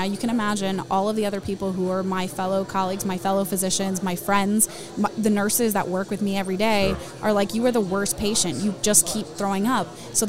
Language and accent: English; Tampa, Florida, United States; also born or lived in Peru; I'm from Tampa.